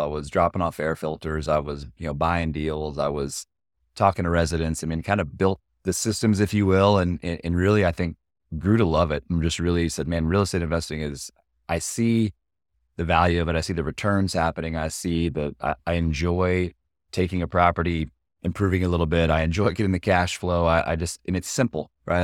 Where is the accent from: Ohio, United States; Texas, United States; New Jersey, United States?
Texas, United States; Austin; we're both born and raised in Austin